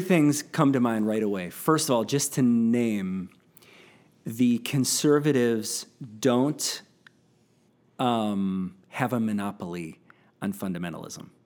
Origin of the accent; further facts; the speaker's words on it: United States; growing up in American Christianity